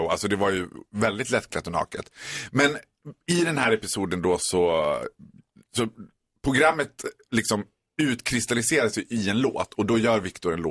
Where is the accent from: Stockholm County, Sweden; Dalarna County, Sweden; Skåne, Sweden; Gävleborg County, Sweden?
Dalarna County, Sweden; Borlänge; Vi är barndomsvänner från Borlänge han var ju lite från, han var ju från the right side of the track och jag var från the wrong side of the track.